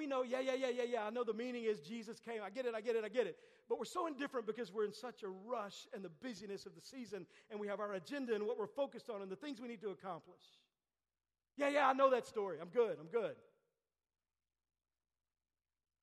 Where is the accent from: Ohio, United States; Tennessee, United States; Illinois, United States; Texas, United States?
Texas, United States; I grew up in Texas